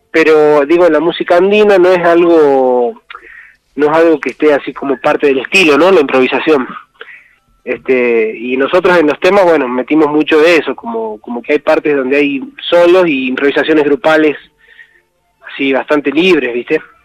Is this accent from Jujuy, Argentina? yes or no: yes; Tilcara, Jujuy, Argentina; yo soy de acá de Tilcara